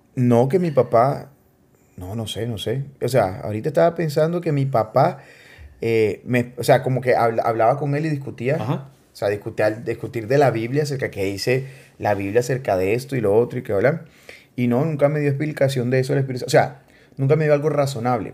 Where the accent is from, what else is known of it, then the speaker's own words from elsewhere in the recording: Barranquilla, Atlántico, Colombia; nací en Colombia, nací en Barranquilla. O sea, nada, yo nací ahí, crecí ahí